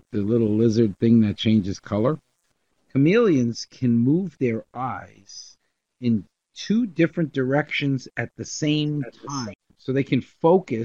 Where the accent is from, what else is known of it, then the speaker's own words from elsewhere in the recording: New York, United States; we grew up in New York.